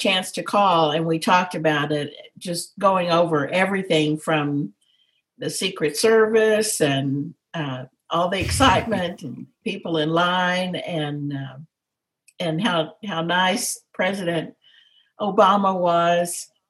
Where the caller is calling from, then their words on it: Dallas, Texas, United States; From Dallas, Texas. So at home, just in the den.